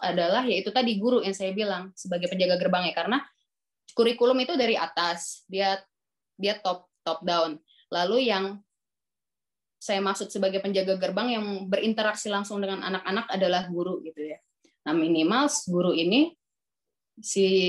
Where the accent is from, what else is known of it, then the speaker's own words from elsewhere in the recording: Jakarta, Indonesia; also born or lived in Bekasi; saya lahir di Jakarta